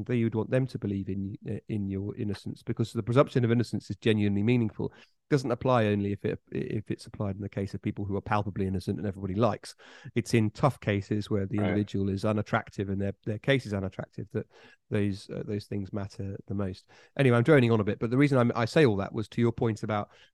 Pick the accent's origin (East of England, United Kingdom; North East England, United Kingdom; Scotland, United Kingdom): East of England, United Kingdom; Bury St Edmunds; moved away; on the outskirts of Bury St. Edmunds, the town I grew up on